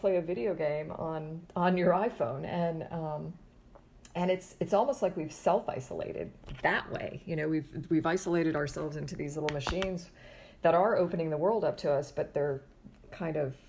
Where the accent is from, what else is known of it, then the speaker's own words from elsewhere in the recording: Florida, United States; I grew up in Florida and I'm back in Florida